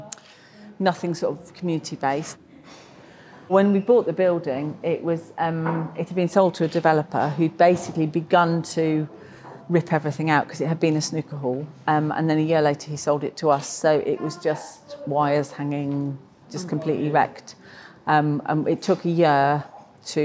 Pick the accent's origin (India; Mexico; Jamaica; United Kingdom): United Kingdom; Darlington, North East England; moved away as an adult; now in Reading, United Kingdom; I came from Darlington, which is near south of Newcastle.